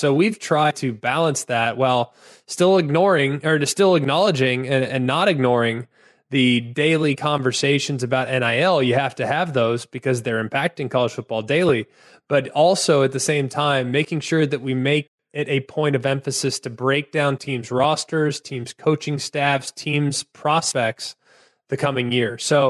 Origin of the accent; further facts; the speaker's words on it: Southlake, Texas, United States; But yeah, I'm from Southlake, so I had kind of an interesting recruiting story.